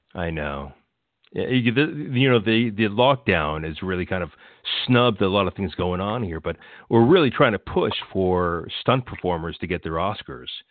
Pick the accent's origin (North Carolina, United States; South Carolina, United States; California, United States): California, United States; Los Angeles; I was born in Los Angeles